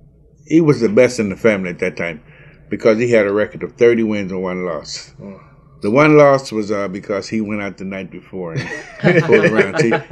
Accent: U.S. Virgin Islands; now in Tacoma, United States; And then I moved from the Virgin Islands in 1964 to Tacoma, Washington.

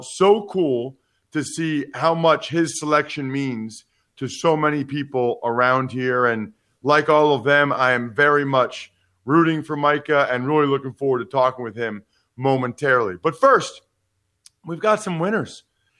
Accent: Reading, Pennsylvania, United States; now in Harrisburg, United States; I live here in Harrisburg now. I live in Paxtonia, so CD school district where you went for a few years. But I'm from Reading.

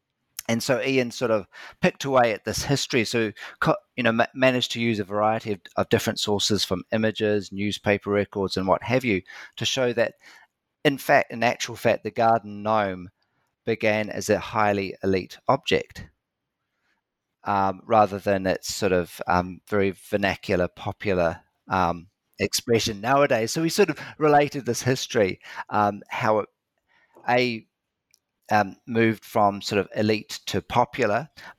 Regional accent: New Zealand; when I was a kid growing up in New Zealand in the 70s and 80s

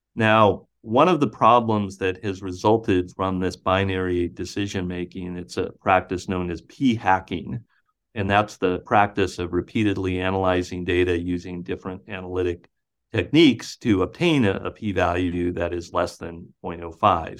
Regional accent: Butte, Montana, United States; now in Iowa, United States; my hometown of Butte, Montana

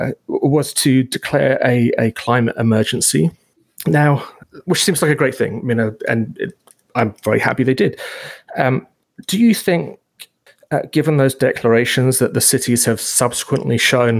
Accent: United Kingdom; also born or lived in Halton Region, Ontario; now in Canada; I grew up outside London and I was surrounded by, I think it was one of the first greenbelts in the world

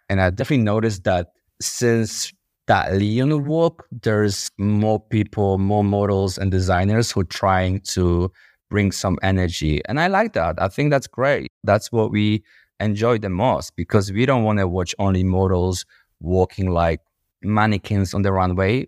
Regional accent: Łódź, Łódź Voivodeship, Poland; moved away as an adult; now in London, United Kingdom; I was born in Poland, in the city called Łódź. I was raised in one of the most dangerous and poorest neighborhoods

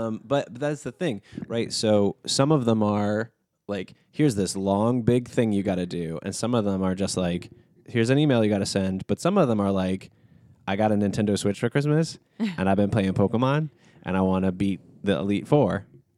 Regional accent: New York City, New York, United States; I think being a New Yorker, I think being a non like financially gifted adult

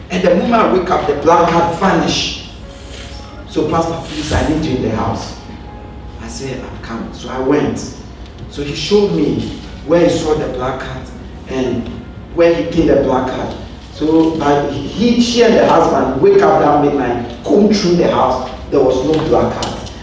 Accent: Ghana; moved away; I grew up in Ghana

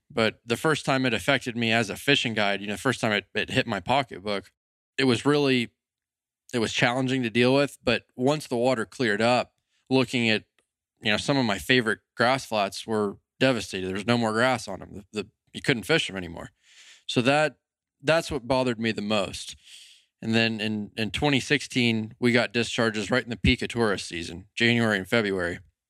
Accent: Fort Myers, Florida, United States; I grew up in Fort Myers. I was born and raised there.

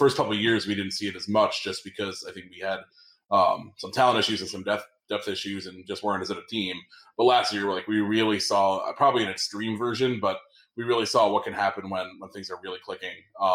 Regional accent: Stamford, Connecticut, United States; moved away; my local Stamford, Connecticut brewery. Not local anymore for me, but my hometown brewery

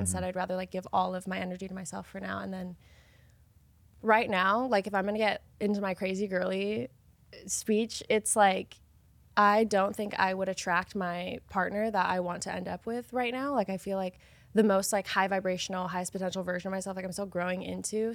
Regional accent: Idaho, United States; I'm from Idaho

